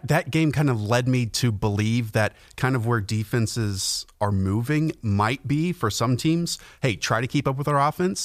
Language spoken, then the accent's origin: English; Charlotte, North Carolina, United States; I grew up in Charlotte